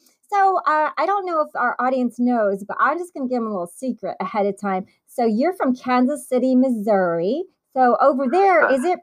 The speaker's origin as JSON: {"language": "English", "country": "Italy", "tie": "born there", "said": "by now you guys know I was born in Italy. My mom's Italian."}